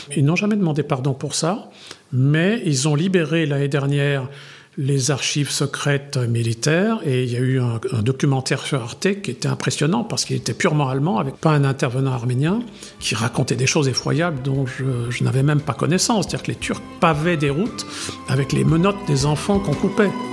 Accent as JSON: {"language": "French", "country": "France", "said": "Je suis, je suis arménien culturellement jusqu'au fond de mes tripes. Je suis français parce que c'est mon pays"}